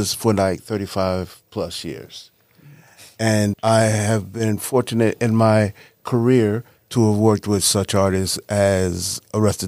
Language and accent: English; Mount Vernon, New York, United States; moved away; I'm originally from Mount Vernon, New York.